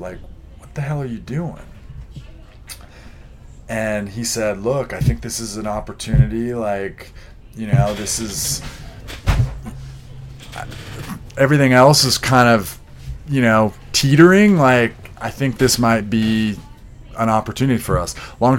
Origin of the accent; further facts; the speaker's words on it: Montana, United States; And so I was raised actually in Montana.